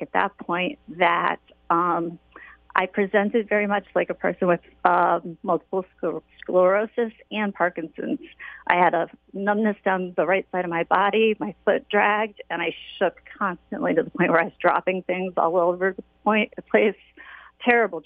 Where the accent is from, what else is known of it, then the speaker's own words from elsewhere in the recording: Waterford, Connecticut, United States; I was born and raised in Waterford